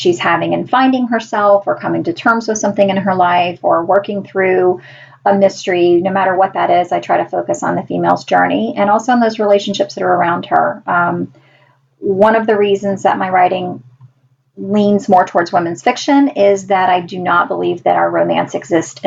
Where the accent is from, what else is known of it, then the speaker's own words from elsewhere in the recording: Deep South, United States; I grew up in the Deep South